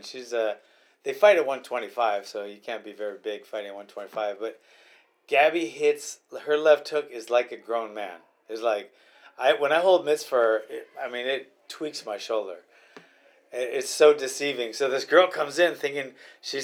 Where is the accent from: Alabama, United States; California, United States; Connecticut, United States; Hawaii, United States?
Hawaii, United States; Honolulu; where I grew up in Hawaii